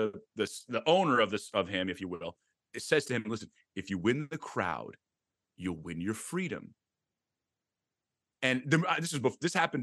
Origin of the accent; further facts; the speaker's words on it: Long Island, New York, United States; I grew up here in Long Island